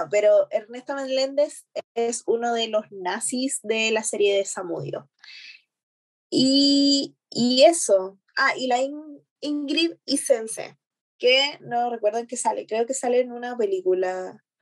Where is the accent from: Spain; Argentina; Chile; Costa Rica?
Chile; Ah, estoy como, mm, como actriz chilena